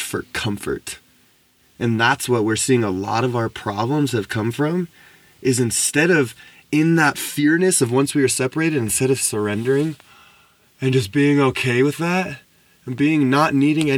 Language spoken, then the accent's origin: English; United States; growing up in America and growing up in this, like, you know, some people would call privileged or just affluent life